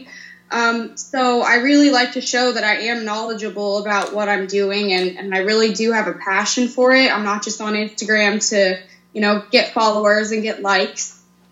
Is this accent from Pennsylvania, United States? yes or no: yes; Pennsylvania, United States; now in Missouri, United States; Currently I live in Missouri, but I'm from Pennsylvania.